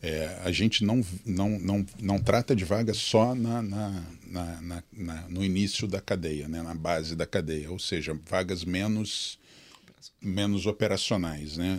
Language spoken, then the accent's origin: Portuguese; interior of São Paulo, Brazil; Eu sou do interior de São Paulo, nasci uhum. numa uma cidade bem pequenininha